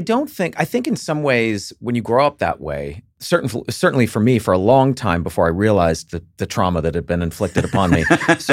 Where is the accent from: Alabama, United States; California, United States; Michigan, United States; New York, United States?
Alabama, United States; I'm from Alabama.